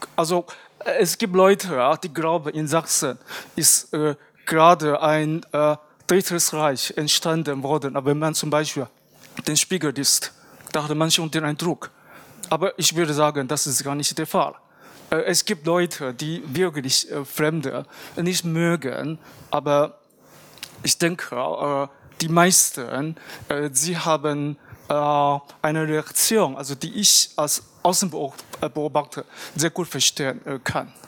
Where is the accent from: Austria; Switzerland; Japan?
Japan; moved away; bei uns in Japan